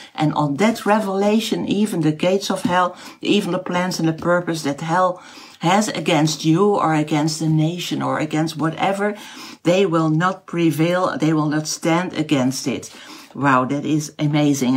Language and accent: English; Netherlands; first language Dutch; English is a second language; my mother language is not English. It is Dutch